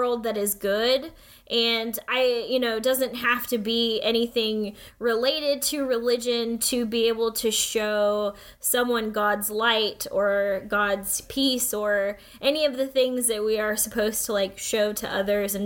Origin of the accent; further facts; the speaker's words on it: United States; growing up as a Filipino-American, as, like, one of only a few Asian, like, students at school